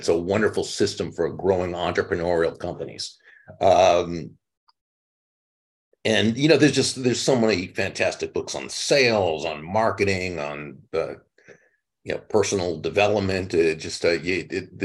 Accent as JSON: {"language": "English", "region": "Massachusetts", "country": "United States", "tie": "born or raised there", "moved": "as an adult", "lives_now": "Florida, United States", "said": "I grew up in Massachusetts, moved down to Florida about 35 years ago"}